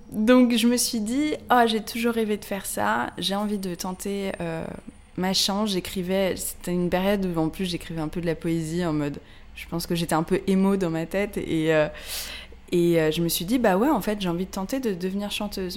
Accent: Paris, Île-de-France, France; je suis parisienne je suis journaliste

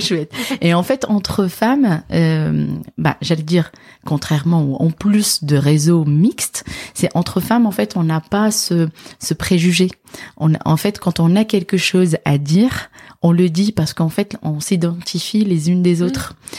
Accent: Casablanca, Casablanca-Settat, Morocco; moved away as an adult; also born or lived in Dijon / north of France; now in France; je suis originaire de du Maroc. D'accord. Je suis née et j'ai grandi en fait à Casablanca

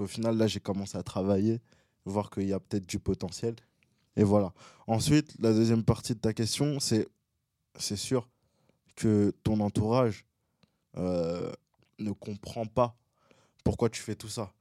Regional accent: Boulogne-Billancourt, Île-de-France, France; also born or lived in Gabon; Je suis de Boulogne-Biancourt

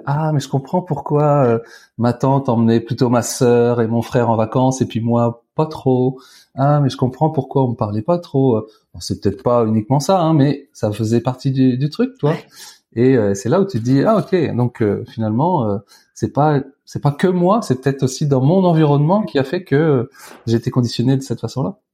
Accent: Tours, Centre-Val de Loire, France; j'ai grandi à, à Tours

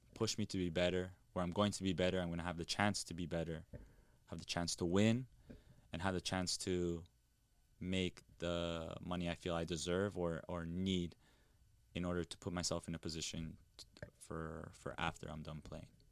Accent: Toronto, Ontario, Canada; born or raised there

